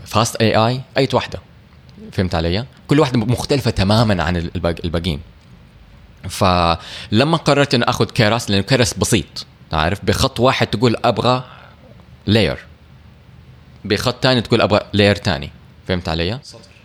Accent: Saudi Arabia; عندنا في السعودية

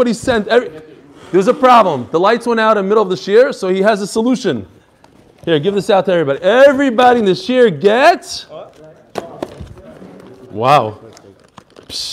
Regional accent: New York City, New York, United States; accent: Brooklyn; moved away; I lived in Brooklyn for many years, as you can probably tell from my accent

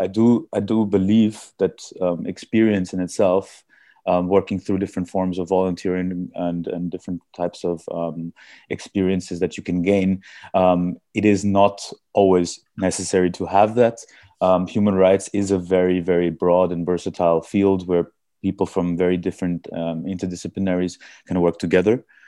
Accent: Vienna, Austria; also born or lived in India; I was born and brought up in, in Austria, but originally I'm from India.

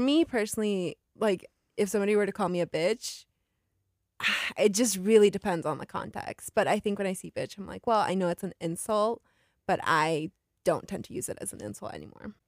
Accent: San Bernardino, California, United States; also born or lived in Chiclayo, Peru; I am from San Bernardino, California, but I was born in Chiclayo, Peru

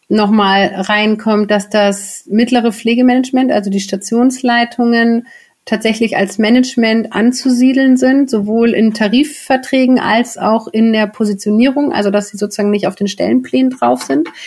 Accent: Berlin, Germany; ich komme ja auch aus Berlin, wir brauchen hier in Berlin Pankow

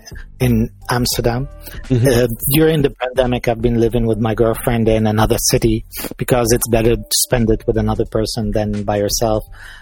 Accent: Liverpool, North West England, United Kingdom; because I'm English. I'm from Liverpool.

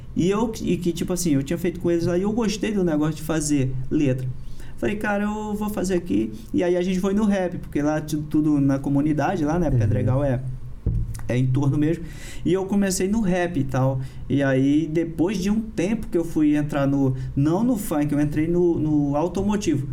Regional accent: Brasília, Federal District, Brazil; also born or lived in Parauapebas, Pará; lá em Brasília que eu fui que eu fui criado

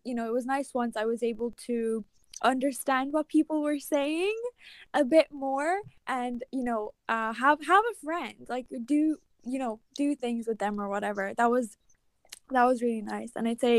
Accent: Ireland; English is a second language; I think that's where my accent is not, it's not as Irish as like it could get.

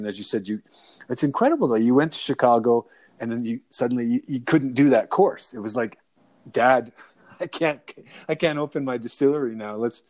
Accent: Calgary, Alberta, Canada; moved away as an adult; also born or lived in Middle East; I grew up in Calgary, of course, but and went overseas for 18 years.

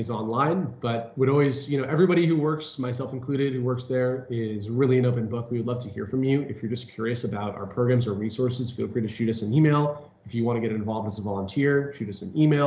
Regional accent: Bay Area, California, United States; I am from the Bay Area, live in San Francisco

